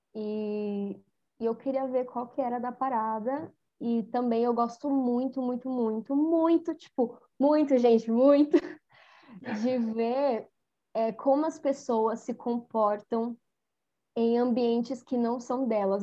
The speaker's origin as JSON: {"language": "Portuguese", "region": "São Paulo", "country": "Brazil", "said": "Eu sou de São Paulo, eu sou do Grajaú"}